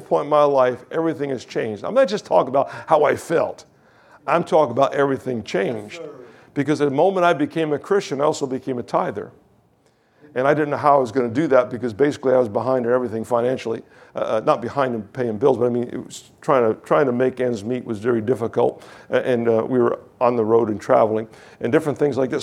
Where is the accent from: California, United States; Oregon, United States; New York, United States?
New York, United States; Kingston; I was from Kingston, New York, traveled to Shippingport, Pennsylvania.